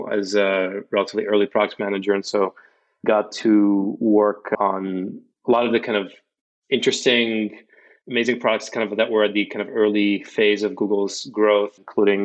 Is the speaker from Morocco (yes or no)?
yes; Casablanca, Casablanca-Settat, Morocco; moved away as an adult; also born or lived in Bay Area, United States; now in United States; I'm originally from Morocco. I was born in Casablanca, where I grew up